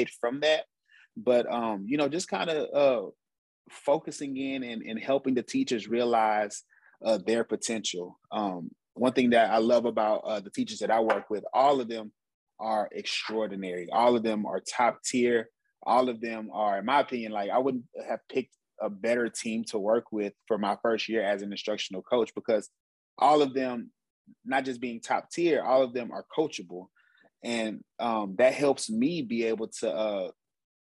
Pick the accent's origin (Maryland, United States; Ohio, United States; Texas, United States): Texas, United States; Houston; I'm from Houston, Texas, born and raised